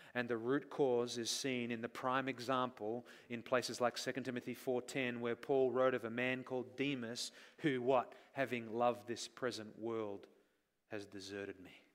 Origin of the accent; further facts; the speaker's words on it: Australia; moved away; we grew up in Australia